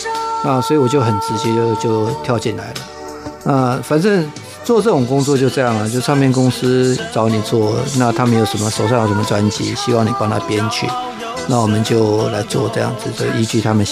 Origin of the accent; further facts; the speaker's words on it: Pingtung County, Taiwan; born there; 因为我为什么这样讲，是因为像我生我是在南部客家嘛